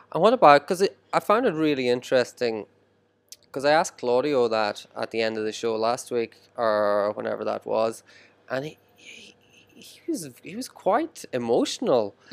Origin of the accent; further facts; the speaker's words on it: Ireland; now in Shenzhen, China; I grew up in Ireland here